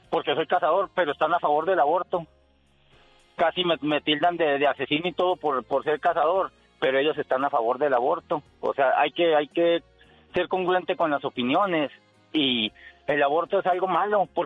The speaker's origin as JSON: {"language": "Spanish", "country": "Mexico", "said": "mucha gente que habemos en México, yo soy mexicano, habemos gente mucho, muy doble moralista."}